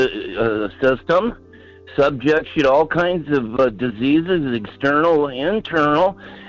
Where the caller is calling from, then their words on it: Alaska, United States; calling from the interior.